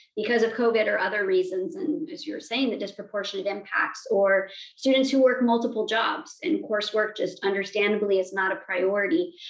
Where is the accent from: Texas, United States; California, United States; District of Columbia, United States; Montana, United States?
Montana, United States; growing up in Montana, there were not many people uh, with my identities